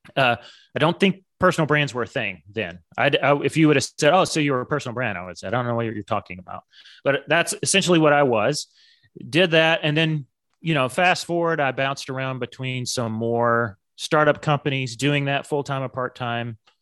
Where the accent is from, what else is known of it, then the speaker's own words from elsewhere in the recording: suburb of Dallas, Texas, United States; when I was younger, we moved from Dallas, big city, to a suburb of Dallas